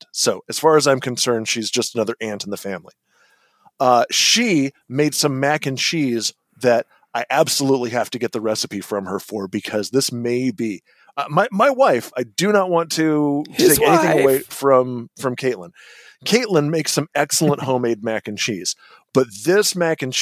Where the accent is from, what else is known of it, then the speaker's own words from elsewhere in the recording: California, United States; moved away as an adult; another Californian expat